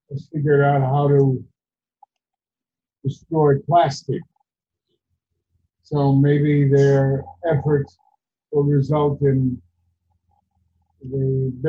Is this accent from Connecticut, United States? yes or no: no; Kansas City, Kansas, United States; I come from the west bottoms of Kansas City, Kansas, and most people think Kansas City, Missouri we came from Kansas. Across the street from, we lived above the junkyard.